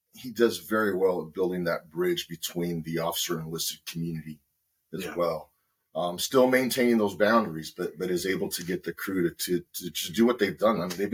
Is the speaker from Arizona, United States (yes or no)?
yes; Nogales, Arizona, United States; also born or lived in San Jose, California; I was born in San Jose, California, in 1973, geez. And then, ended up growing up in Nogales, Arizona, which is on the border town. My father is a naturalized citizen from Mexico.